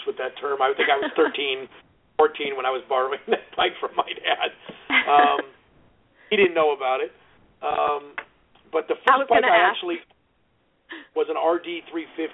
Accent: Los Angeles, California, United States; I grew up in the San Fernando Valley there

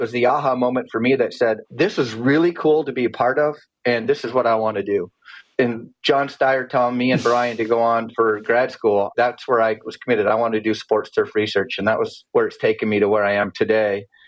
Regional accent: Calgary, Alberta, Canada; moved away as an adult; also born or lived in Michigan / Tennessee; I grew up playing sports in Canada and Calgary

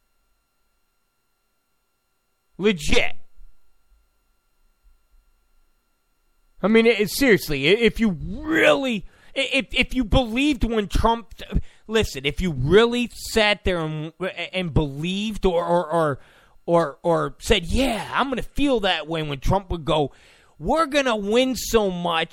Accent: New York, United States; I'm from New York. And I get that language.

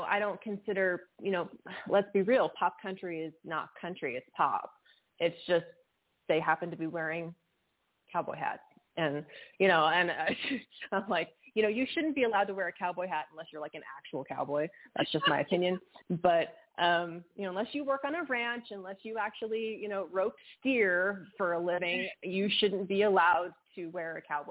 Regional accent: West Texas, United States; I'm from West Texas. I'm born and raised West Texas girl

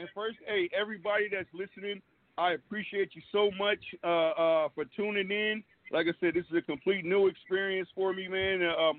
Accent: Oakland, California, United States; born there; also born or lived in San Diego / Brooklyn; now in Fairfield, United States; I'm out of Fairfield, California. I was born in Oakland, California. Lived in Oakland for a while. Lived in San Diego.

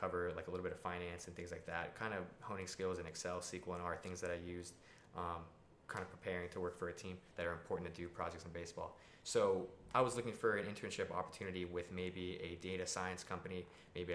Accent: South Florida, United States; moved away; I'm from South Florida. My whole family lives there.

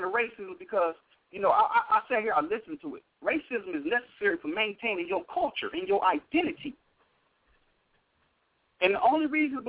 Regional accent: Compton, California, United States; now in Los Angeles, United States; I'm from Compton, bro. I used to gang bang. I'm an OG gangster from Spring Street, 1600 block.

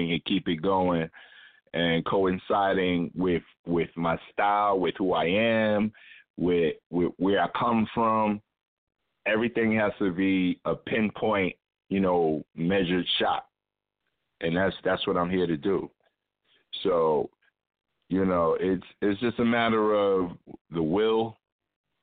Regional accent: New York City, New York, United States; I lived in the same building with Ghost growing up on Staten Island

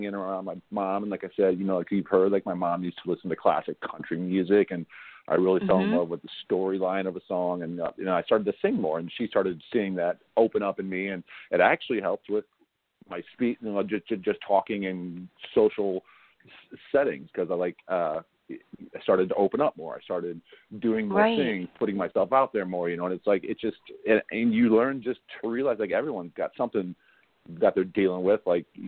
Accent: St. Charles, Missouri, United States; also born or lived in O'Fallon, Missouri; as a kid growing up in St. Charles, in Missouri here

